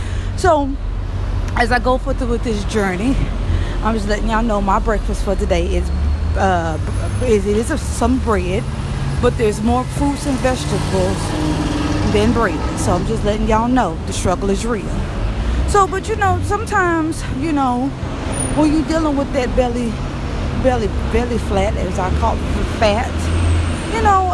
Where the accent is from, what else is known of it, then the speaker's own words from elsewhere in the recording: Louisiana, United States; I'm from Louisiana